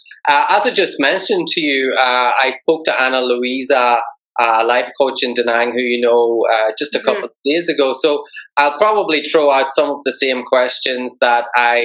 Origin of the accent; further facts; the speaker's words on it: Ireland; I'm Irish.